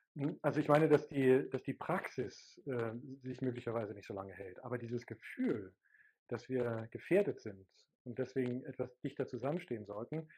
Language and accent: German; GDR, East Germany, Germany; now in Hamburg, Germany; bin ja aus der DDR